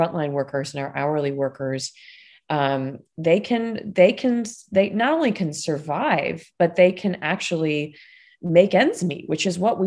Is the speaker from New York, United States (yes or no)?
yes; Buffalo, New York, United States; now in Washington, D.C., United States; I'm from Buffalo, New York